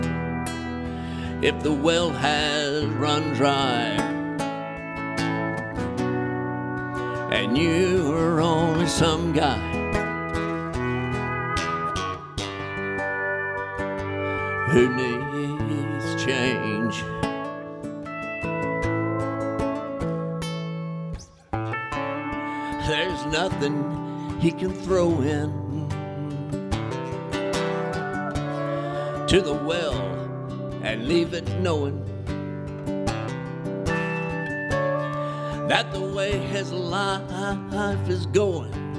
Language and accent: English; Alabama, United States; I'm from Alabama